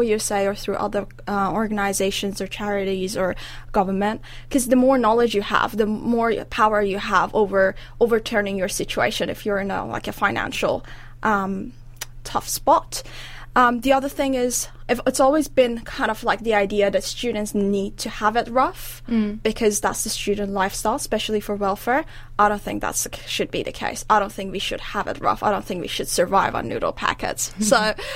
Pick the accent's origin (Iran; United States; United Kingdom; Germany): Iran; now in New Zealand; I'm originally from Iran in the Middle East